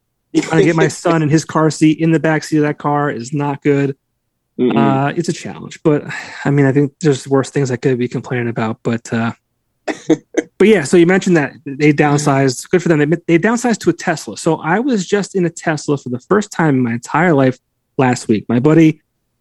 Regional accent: Scranton, Pennsylvania, United States; that's where I'm from

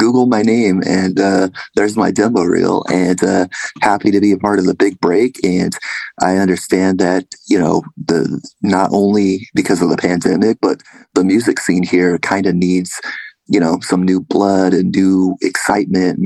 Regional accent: Vacaville, California, United States; moved away; originally I grew up in Northern California, Vacaville

